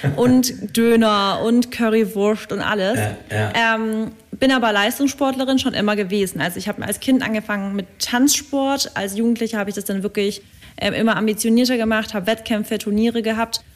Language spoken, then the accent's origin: German; near Stuttgart, Baden-Württemberg, Germany; moved away as an adult; now in Berlin, Germany; Ich komme ja eigentlich aus der Richtung Stuttgart